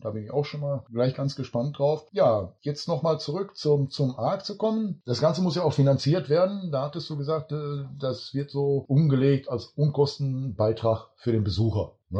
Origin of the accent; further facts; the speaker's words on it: Duisburg, North Rhine-Westphalia, Germany; Ich bin in Duisburg geboren